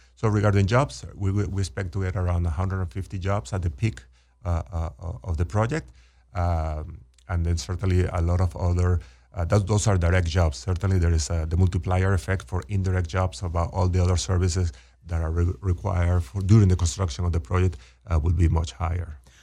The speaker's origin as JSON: {"language": "English", "country": "Venezuela", "tie": "born or raised there", "also_born_or_lived": "Texas", "moved": "as an adult", "said": "born and raised in Venezuela, went to, uh, college in, in Venezuela."}